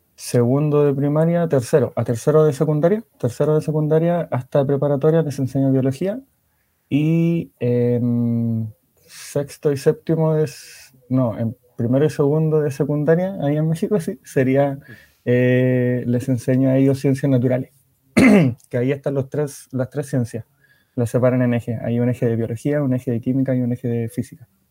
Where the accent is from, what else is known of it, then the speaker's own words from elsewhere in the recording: Antofagasta, Chile; also born or lived in Ovalle, Coquimbo; de Chile, de específicamente la ciudad de Antofagasta, de la segunda región